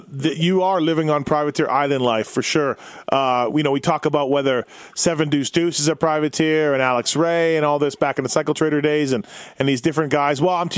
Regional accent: Canada; Me being Canadian

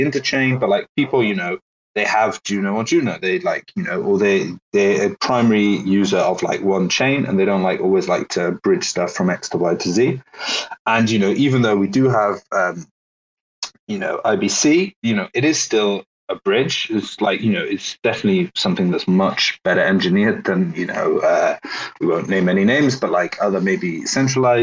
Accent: Wales, United Kingdom; accent: Welsh; Technically Welsh

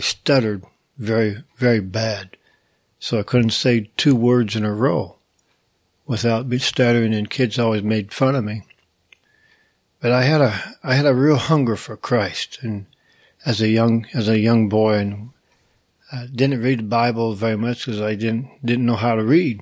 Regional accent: Indiana, United States; moved away; I was raised in Indiana on a farm

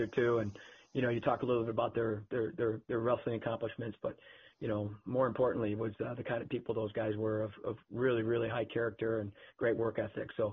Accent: Cleveland, Ohio, United States; moved away; also born or lived in Ann Arbor; I grew up in Cleveland

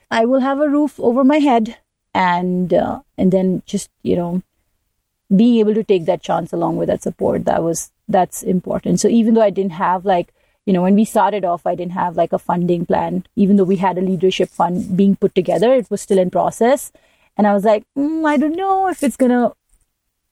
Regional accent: India; I'm coming from India

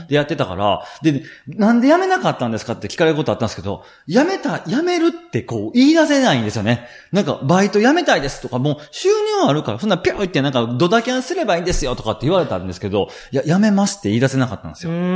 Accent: Shiga, Japan; 関西出身で滋賀県出身なんですけれども

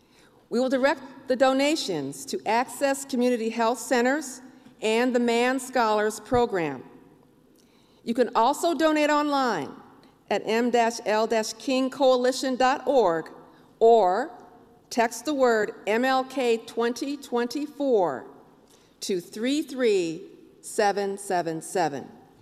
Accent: East St. Louis, Illinois, United States; also born or lived in Beloit, Wisconsin; I'm also a native of Beloit, Wisconsin. Hello. And I grew up in East St. Louis, Illinois.

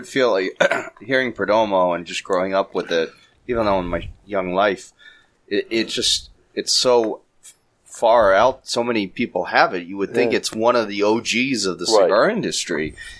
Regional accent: Ireland; See, like, I'm Irish, but I say I'm 6 inches.

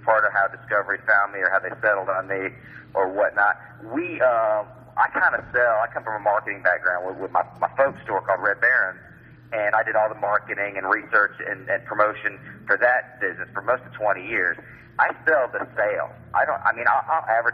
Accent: Atlanta, Georgia, United States; I grew up in Atlanta in the antique business

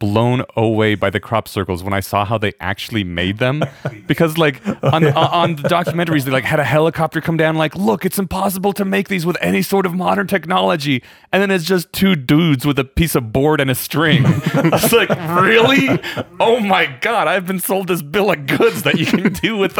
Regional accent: Poland; born there; And in my defense, I'm Eastern European. I was born in Poland and my parents taught me how to read Polish and they still look Russian.

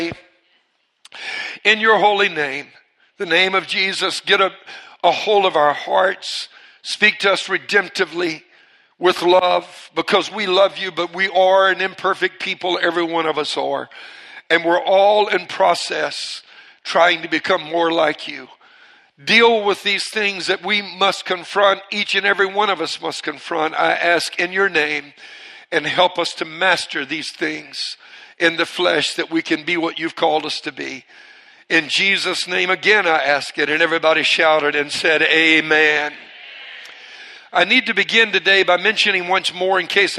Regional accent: Cajun, Louisiana, United States; I'm Cajun

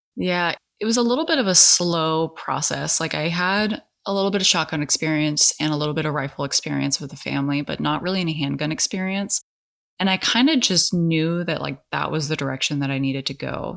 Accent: California, United States; now in Portland metro area, United States; I'm actually from California

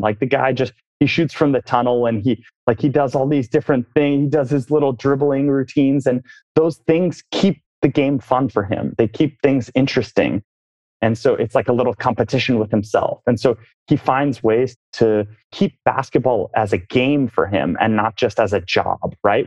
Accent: Oakland, California, United States; moved away; born and raised in the Bay Area. Oakland, California

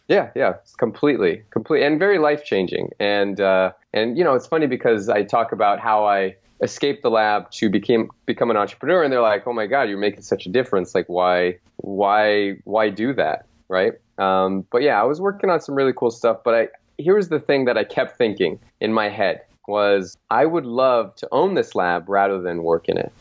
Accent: Phoenix, Arizona, United States; there was a sports team in in my hometown called the Phoenix Suns

